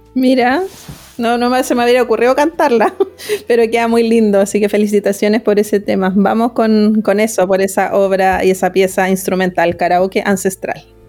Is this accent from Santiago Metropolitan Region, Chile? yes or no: no; Araucanía, Chile; yo nací en la Araucanía